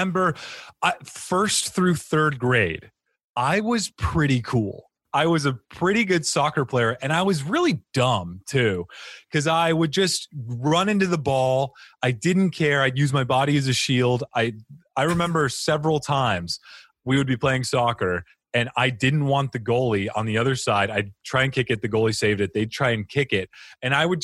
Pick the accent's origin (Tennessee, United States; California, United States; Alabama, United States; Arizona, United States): Arizona, United States; Phoenix; also born or lived in Cottonwood, Arizona / Elizabeth, New Jersey; now in Arizona, United States; I grew up, I was born in Phoenix. Uh-huh. And then at 11 years old, my mom and dad decided to take me from Phoenix to a little town called Cottonwood, Arizona